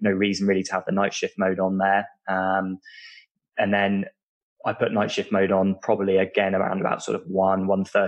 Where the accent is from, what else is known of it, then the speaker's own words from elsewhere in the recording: United Kingdom; accent: British; people can tell from my accent that I'm British